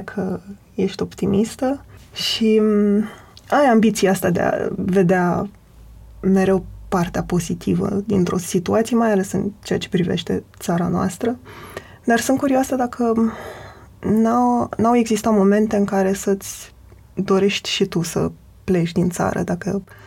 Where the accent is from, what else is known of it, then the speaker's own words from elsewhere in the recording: Adjud, Vrancea County, Romania; moved away; eu sunt din Adjut